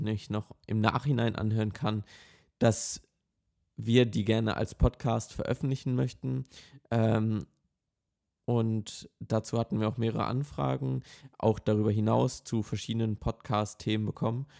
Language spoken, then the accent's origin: German; Essen, North Rhine-Westphalia, Germany; ich komme aus Essen in NRW